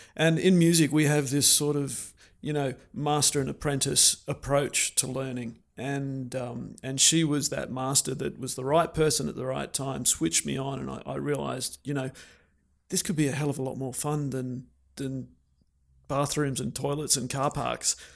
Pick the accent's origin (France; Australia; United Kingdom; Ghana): Australia; Canberra, Australian Capital Territory; moved away as an adult; also born or lived in Brisbane, Australia; I grew up in Canberra